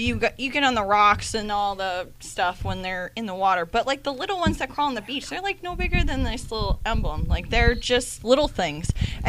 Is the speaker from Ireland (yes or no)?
no; New England, United States; I'm from New England.